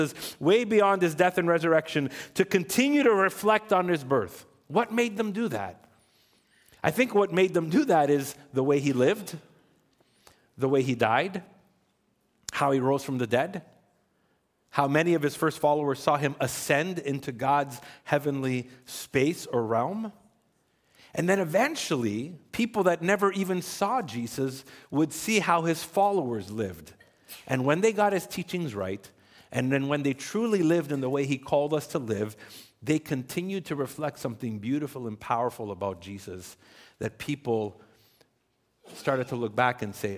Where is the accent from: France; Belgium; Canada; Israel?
Canada; Ontario; now in Quebec, Canada; I was born in Ontario.